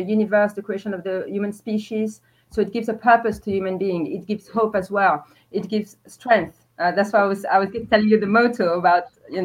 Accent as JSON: {"language": "English", "town": "Paris", "region": "Île-de-France", "country": "France", "tie": "born or raised there", "also_born_or_lived": "Algeria", "moved": "as an adult", "lives_now": "London, United Kingdom", "said": "I was born in Algeria originally, and I was raised in Paris, in France"}